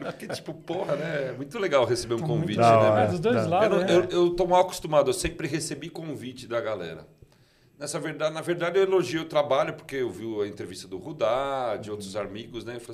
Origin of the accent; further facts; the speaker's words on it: São Paulo, Brazil; now in Mairiporã, Brazil; Eu sou de 71, né? Nasci ah. no bairro do Paris, Braz, ali, aquela região